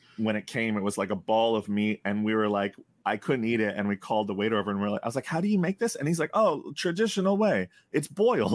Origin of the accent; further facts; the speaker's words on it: United States; also born or lived in Canada; as an American